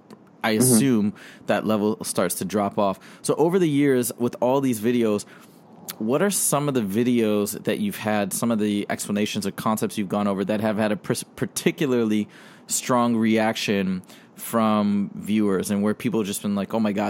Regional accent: Michigan, United States; I grew up in Michigan, and we'd have tornadoes

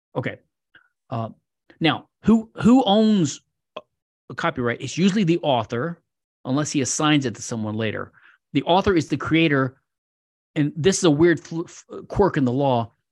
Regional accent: Louisiana, United States; Louisiana, my home state

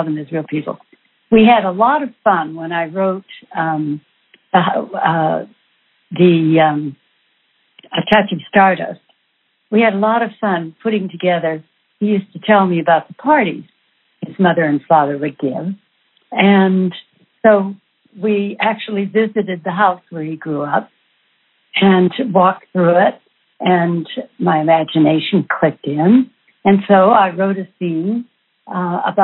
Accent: Los Angeles, California, United States; growing up in Los Angeles is an experience all in of itself

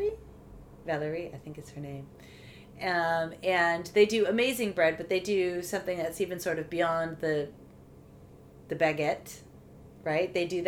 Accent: United States; now in France; as an American

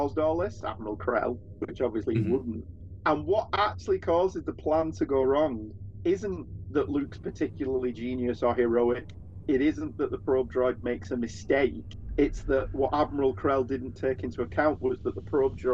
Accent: United Kingdom; As token Brit

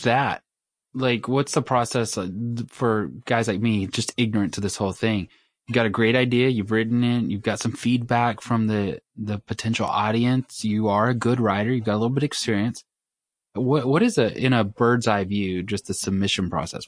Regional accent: Mississippi, United States; I grew up in Mississippi

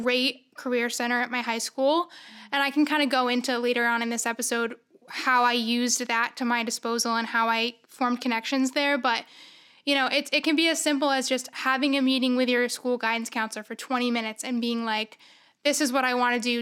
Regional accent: Syracuse, New York, United States; I'm from Syracuse originally.

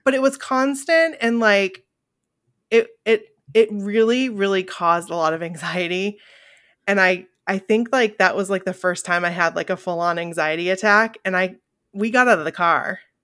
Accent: Bangor, Maine, United States; we are two girls from Bangor, Maine

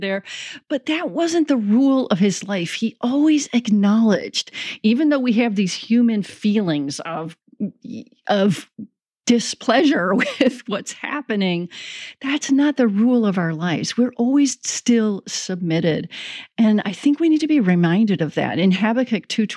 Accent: Chicago, Illinois, United States; also born or lived in South Bend, Indiana / Oklahoma; now in Kansas City, United States; I grew up in the Chicago area and we got snow regularly

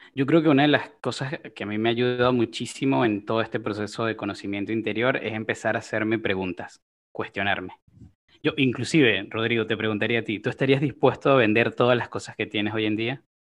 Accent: Venezuela; moved away as an adult; also born or lived in Colombia (family); now in Uruguay; mi familia es originaria de Colombia, yo nací en Venezuela y ya tengo alrededor de siete años en, en Uruguay

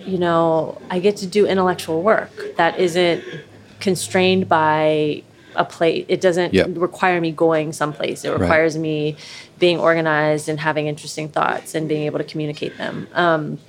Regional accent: Camp Dennison, Ohio, United States; moved away as an adult; also born or lived in Oakland, California / New York; I grew up in Camp Denison out east, like near Milford and Indian Hill

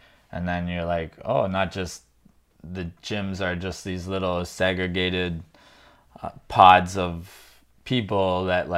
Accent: Kitchener, Ontario, Canada; I'm just Kitchener, born and raised here

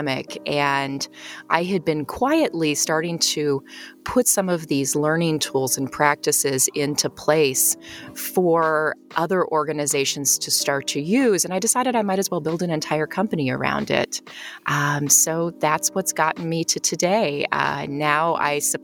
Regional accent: United States; also born or lived in Czech Republic; now in Chicago, United States; I moved back to the U.S. I'm an American, and based here in Chicago

